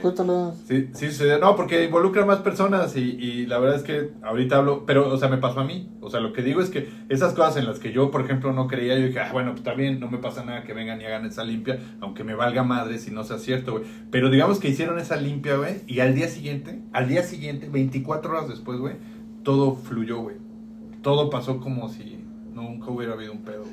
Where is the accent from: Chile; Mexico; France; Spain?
Mexico; Mexico City; yo crecí en casa de mi abuela